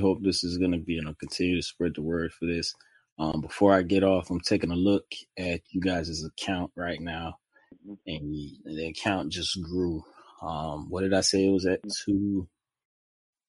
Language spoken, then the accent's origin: English; Jacksonville, Florida, United States; also born or lived in Jamaica; I grew up in Jacksonville, Florida